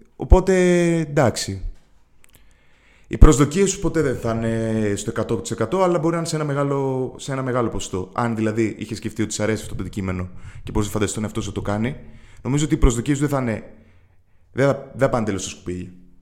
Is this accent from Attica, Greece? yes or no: yes; Athens, Attica, Greece; moved away as an adult; now in Thessaloniki, Greece; είμαι, από την Αθήνα, έχω μεγαλώσει στην Αθήνα, είναι η πόλη μου